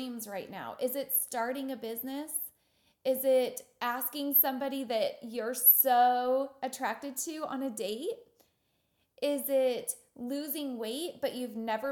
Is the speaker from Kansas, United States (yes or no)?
yes; Wichita, Kansas, United States; I'm from Wichita, Kansas, and we're about 10 years behind everybody else